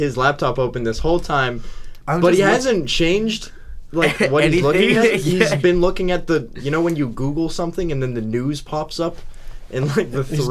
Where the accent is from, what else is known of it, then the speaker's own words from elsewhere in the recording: Calgary, Alberta, Canada; We're four boys and we're from Calgary